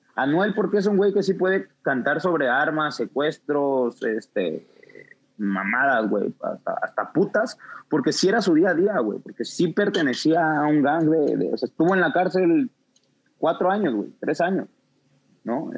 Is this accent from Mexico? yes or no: yes; Mexico City, Mexico; crecí en Santo Domingo, Coyoacán.